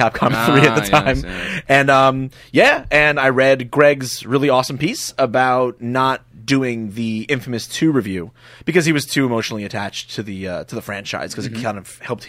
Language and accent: English; Nyack, New York, United States; I grew up in a small suburb called Nyack in Rockland County in New York.